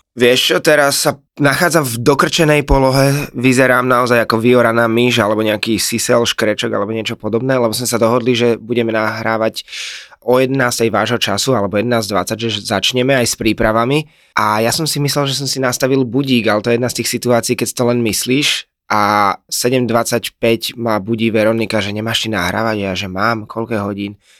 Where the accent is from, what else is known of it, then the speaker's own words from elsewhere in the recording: Slovakia; som zo Slovenska a že máme hranicu s Ukrajinou